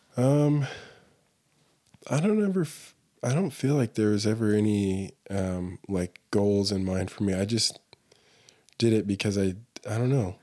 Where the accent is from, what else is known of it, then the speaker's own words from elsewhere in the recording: Allen, Texas, United States; moved away as an adult; also born or lived in Denton, Texas / Dallas, Texas / Mongolia; now in Salt Lake City, United States; I grew up in Texas